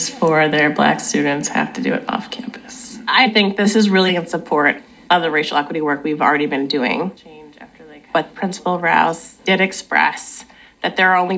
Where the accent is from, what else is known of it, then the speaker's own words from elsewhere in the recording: Wisconsin, United States; moved away; growing up in Wisconsin